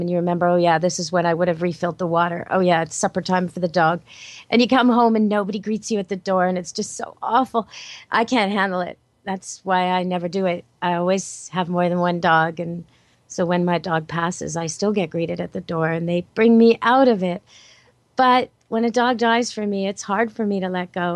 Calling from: Vancouver, British Columbia, Canada; I'm calling in from Camp Good Dog, as always, here in Vancouver, British Columbia, Canada

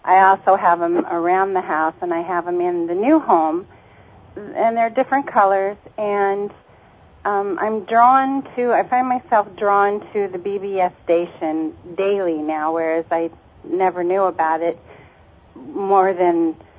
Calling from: Mojave Valley, Arizona, United States; I'm from Mojave Valley, Arizona.

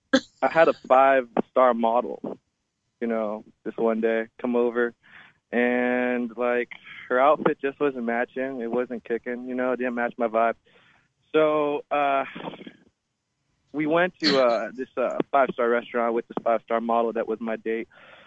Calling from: Los Angeles, California, United States; I'm calling from Los Angeles.

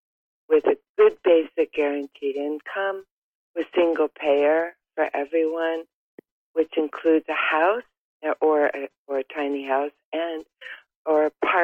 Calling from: Oregon, United States

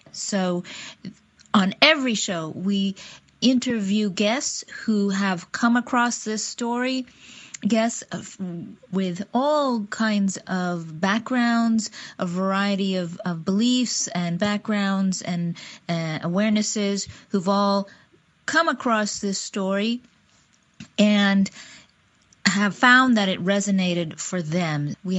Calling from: Seattle, Washington, United States; I am podcasting from Seattle, Washington

